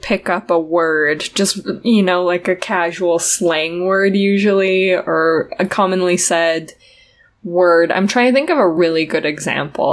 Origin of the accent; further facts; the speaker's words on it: southern Utah, United States; accent: southern Utah; my accent, my southern Utah accent, gets a lot stronger when I'm talking to my dad